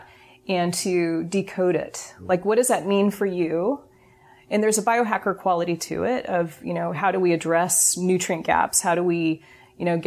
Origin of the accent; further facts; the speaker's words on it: Berkeley, California, United States; I'm from Berkeley